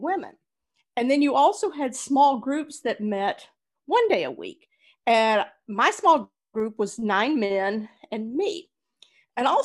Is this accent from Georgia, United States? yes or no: yes; Georgia, United States; I was born in Georgia in 1960 and grew up in a very fundamentalist Southern Baptist home in a very conservative part of the country